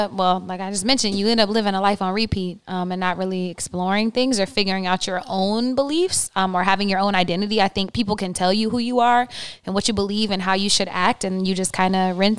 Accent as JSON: {"language": "English", "region": "the South", "country": "United States", "tie": "born or raised there", "said": "especially growing up in the South and in the Bible Belt"}